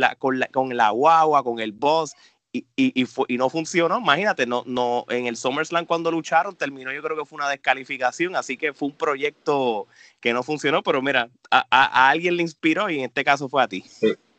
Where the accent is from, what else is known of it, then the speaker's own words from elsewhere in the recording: Puerto Rico; nosotros tres como puertorriqueños